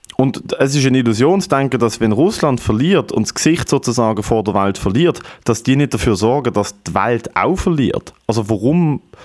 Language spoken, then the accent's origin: German; Germany; ich bin Deutscher. Also mir kennt man da auch als Deutscher